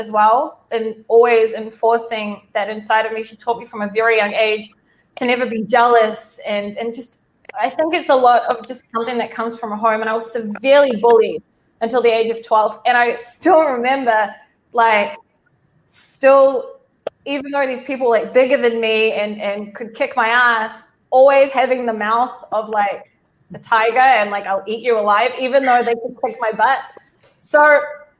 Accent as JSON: {"language": "English", "country": "New Zealand", "tie": "born or raised there", "said": "I grew up in New Zealand to Israeli parents"}